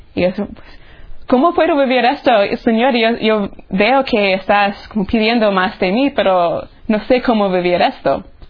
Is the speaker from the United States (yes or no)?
yes; Tallahassee, Florida, United States; moved away as an adult; now in Rome, Italy; soy de Tallahassee, Florida